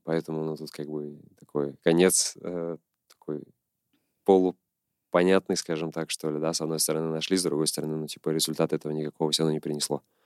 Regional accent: Nizhny Novgorod, Nizhny Novgorod Oblast, Russia; родился в Нижнем Новгороде, прожил здесь большую часть своей жизни

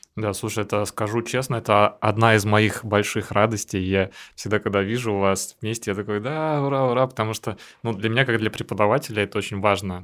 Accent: Saint Petersburg, Russia; я никогда так долго из Питера не уезжал. Я тоже родился в Питере

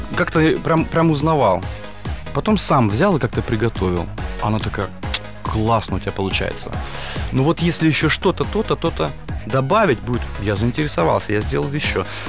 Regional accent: Kazakhstan; Родом я сам из Казахстана

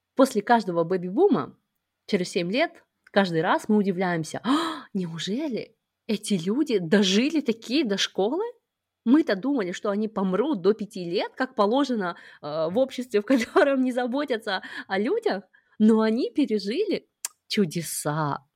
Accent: Kazakhstan; moved away as an adult; мы оба родом из Казахстана

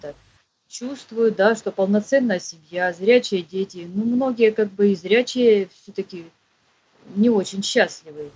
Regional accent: Khabarovsk, Khabarovsk Krai, Russia; moved away; also born or lived in Petropavlovsk-Kamchatsky / Kursk; я жила в Хабаровске

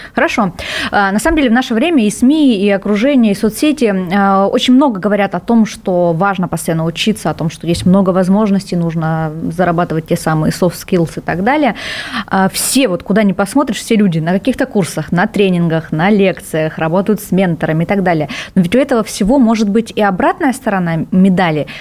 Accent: Vladivostok, Primorsky Krai, Russia; я, например, родилась во Владивостоке, меня этот город научил принимать быстро решения

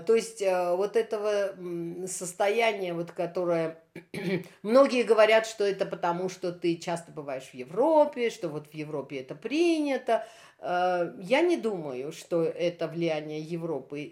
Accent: Armenia

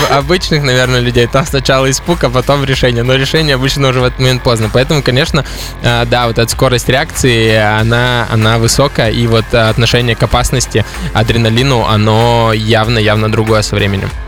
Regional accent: Udmurtia, Russia; я из Удмуртии в первую очередь

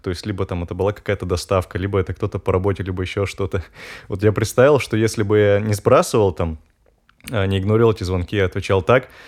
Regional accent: Urals, Russia; А я сам с Урала, и получается, зимы там такие, ну, по, посуровее, чем, э, в центральной России

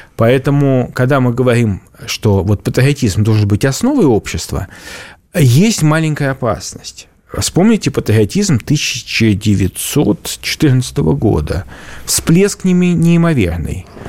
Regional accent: Saint Petersburg, Russia; я как петербуржец

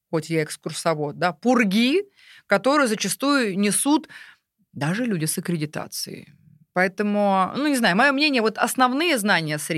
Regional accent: Uglich, Yaroslavl Oblast, Russia; Вот у меня, я везде в каждом городе говорю, а у нас в Угличе.

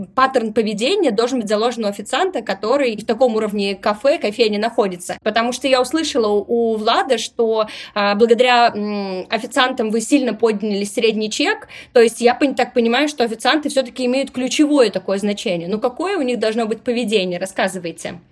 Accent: Saint Petersburg, Russia; я сама из Петербурга

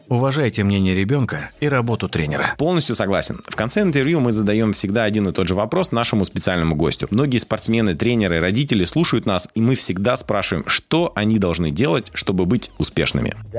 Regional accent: Russia

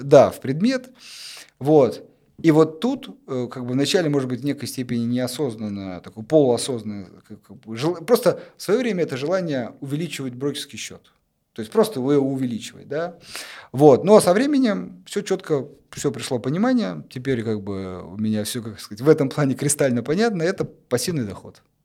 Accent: Kursk, Kursk Oblast, Russia; в моем в Курске в родном городе

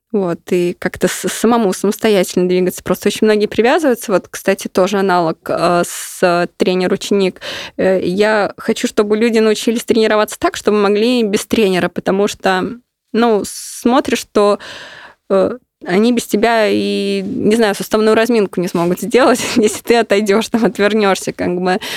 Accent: Ulyanovsk, Ulyanovsk Oblast, Russia; мой родной город Ульяновск

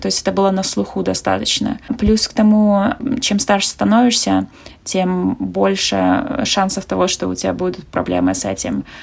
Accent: Navahrudak, Grodno Region, Belarus; moved away as an adult; now in San Francisco, United States; я из Беларуси Беларуси, с маленького города Новогрудок

